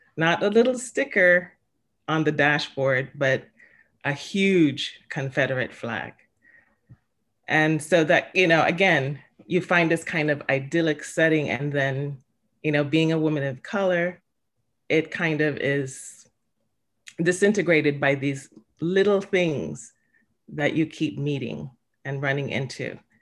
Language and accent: English; Jamaica; now in Stamford, United States; I was born in Jamaica